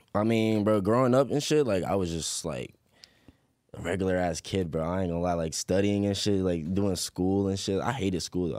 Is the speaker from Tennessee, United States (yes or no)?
no; Chesapeake, Virginia, United States; also born or lived in Portsmouth, Virginia; I was born in Portsmouth, but I was raised, raised in Chesapeake